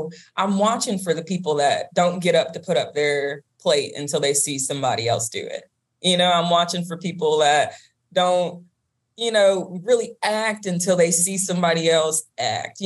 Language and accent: English; Georgia, United States; accent: Southern drawl; I'm from Georgia